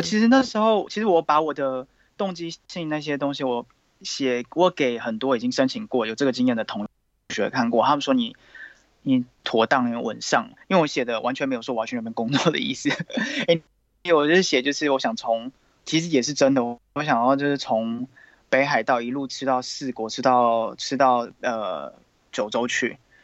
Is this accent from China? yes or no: no; Taiwan; moved away as an adult; now in France; 我们都是来自台湾